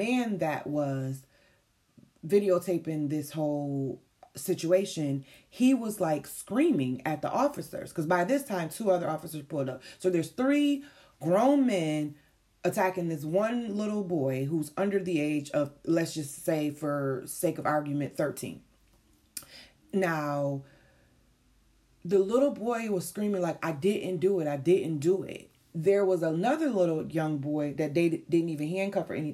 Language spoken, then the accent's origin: English; Syracuse, New York, United States; moved away; this is my hometown that this situation happened